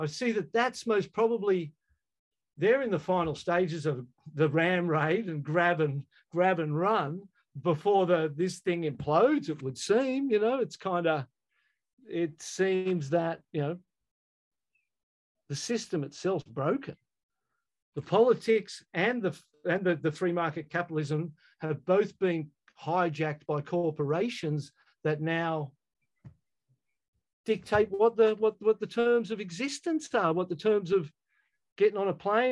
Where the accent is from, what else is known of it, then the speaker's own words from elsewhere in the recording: Australia; I as an Australian growing up in our country